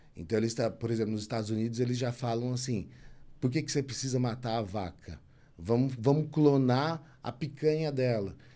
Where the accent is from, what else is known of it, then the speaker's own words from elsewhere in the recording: São Paulo, Brazil; moved away as an adult; also born or lived in Belo Horizonte / Ribeirão Preto; Eu nasci em São Paulo, né? E fui comecei fazendo faculdade em Belo Horizonte, transferi para Ribeirão. Então minha família é toda daqui